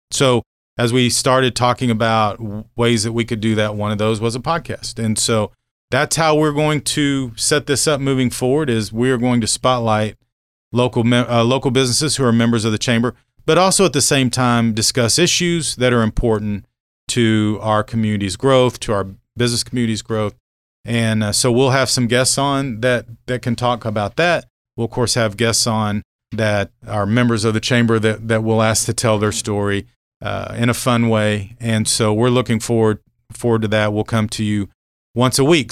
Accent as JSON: {"language": "English", "town": "Norman", "region": "Oklahoma", "country": "United States", "tie": "born or raised there", "also_born_or_lived": "Grandfield, Oklahoma / Lincoln, Nebraska / Abilene, Texas / McAlester, Oklahoma", "moved": "as an adult", "lives_now": "Manhattan, United States", "said": "I'm originally from Oklahoma, grew up Norman"}